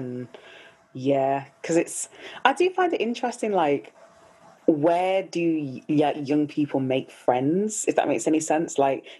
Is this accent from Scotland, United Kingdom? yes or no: no; Birmingham, West Midlands, United Kingdom; Aston, Birmingham.